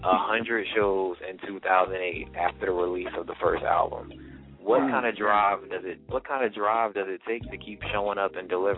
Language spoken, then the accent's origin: English; New Jersey, United States; We're from New Jersey